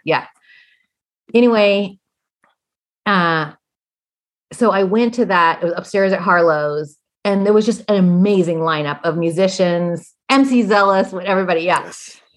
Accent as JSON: {"language": "English", "region": "Indiana", "country": "United States", "also_born_or_lived": "Kentucky / Arkansas", "moved": "yes", "said": "I come from Indiana, you know, and so I have and I've worked in Kentucky and Arkansas"}